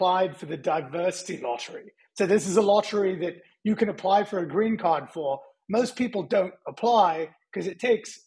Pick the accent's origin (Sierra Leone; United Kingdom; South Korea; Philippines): United Kingdom; London; also born or lived in California, United States; now in Austin, United States; I was born in North London